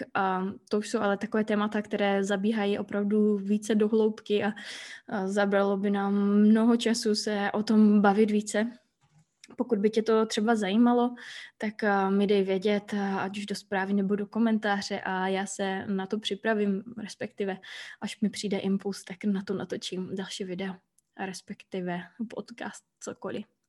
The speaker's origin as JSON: {"language": "Czech", "town": "Hlučín", "region": "Moravian-Silesian Region", "country": "Czechia", "moved": "as an adult", "lives_now": "Iceland", "said": "Žiju na Islandu už třetím rokem, původem jsem z Hlučína, což je takové malé město poblíž Ostravy."}